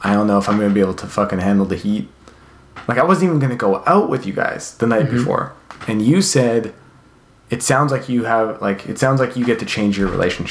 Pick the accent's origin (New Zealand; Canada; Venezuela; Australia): Canada; now in California, United States; I grew up in Canada